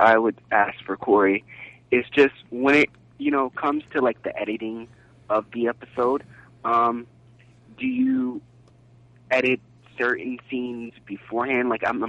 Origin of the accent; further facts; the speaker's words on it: Florida, United States; I'm from Florida.